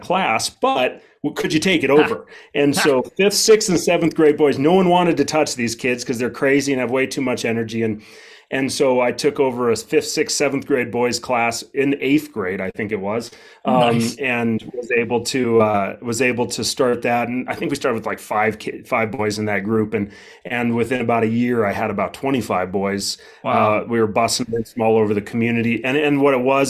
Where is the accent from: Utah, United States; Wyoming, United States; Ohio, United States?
Wyoming, United States; Wheatland; I'm from Wheatland, Wyoming, a town of around 3,500 and a county of 8,500